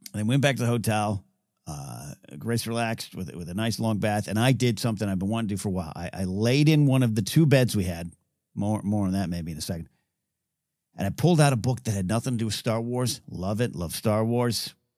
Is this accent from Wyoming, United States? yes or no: no; Central Coast of California, United States; now in Southern California, United States; I grew up in the Central Coast